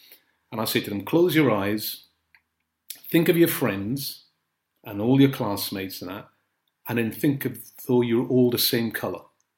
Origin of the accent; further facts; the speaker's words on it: Grenada; born there; I was born in Grenada. My family are Trinidadians, but I was born in Grenada. My mum was Grenadian, so when she was having me, she went back to Grenada. My brother and sister were born in Trinidad.